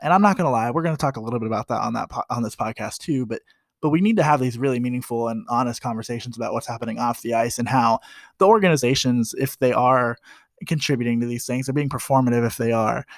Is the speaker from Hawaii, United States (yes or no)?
no; Columbus, Ohio, United States; I grew up in Columbus, Ohio